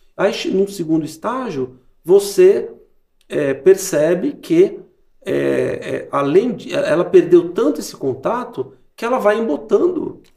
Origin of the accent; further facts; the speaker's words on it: Brazil; nós, como brasileiros